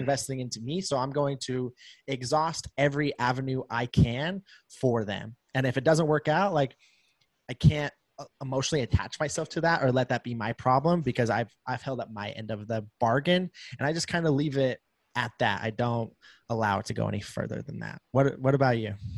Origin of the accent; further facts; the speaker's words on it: Preston, Idaho, United States; now in St. George, United States; my hometown is right on the border of Idaho and Utah. Uh, like I'm on the Idaho side, obviously, but it's literally like five minutes into Idaho